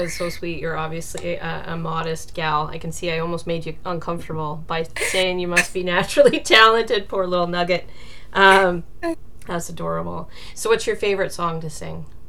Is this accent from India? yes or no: no; Alberta, Canada; moved away; I'm originally from Alberta